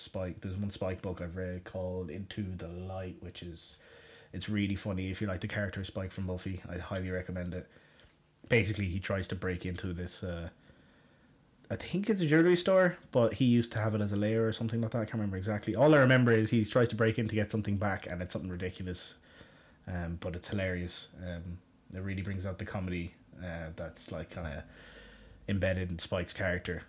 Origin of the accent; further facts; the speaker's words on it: Galway, Connacht, Ireland; moved away as an adult; now in Westmeath, Ireland; I grew up in Galway in Ireland.